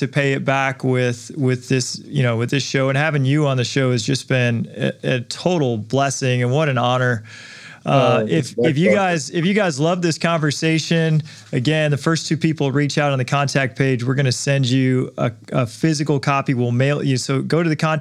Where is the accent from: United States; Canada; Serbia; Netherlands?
United States; Detroit, Michigan; I grew up in Detroit.